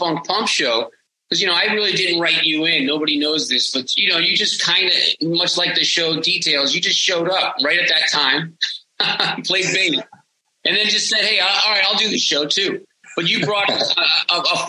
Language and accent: English; South Florida, United States; I'm from South Florida.